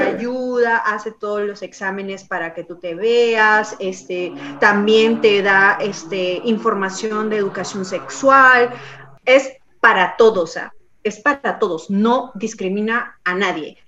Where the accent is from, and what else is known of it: Peru; now in Canada